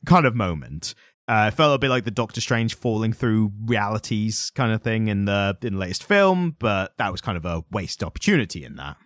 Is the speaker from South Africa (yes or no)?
no; United Kingdom; As a British person